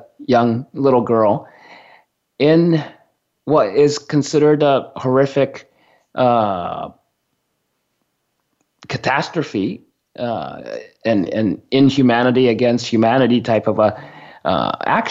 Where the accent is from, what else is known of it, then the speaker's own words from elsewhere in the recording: Sendai, Miyagi, Japan; moved away; I was born in Sendai